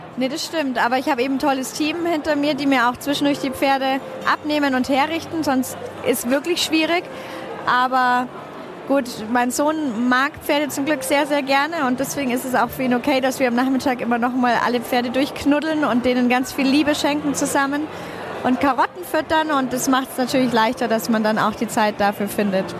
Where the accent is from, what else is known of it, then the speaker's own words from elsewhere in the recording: Bavaria, Germany; bei uns in Bayern